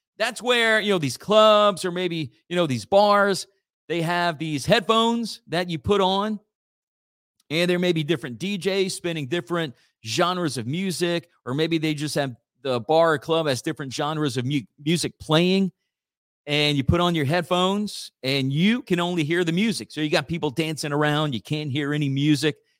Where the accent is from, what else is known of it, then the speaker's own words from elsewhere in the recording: Church Point, Louisiana, United States; my hometown again. Uh, Church Point Community Development Corporation